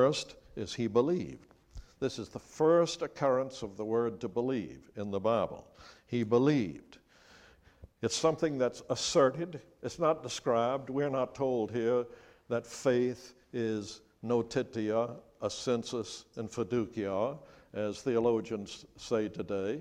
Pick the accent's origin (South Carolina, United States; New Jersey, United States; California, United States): South Carolina, United States; Charleston; I grew up in Charleston, South Carolina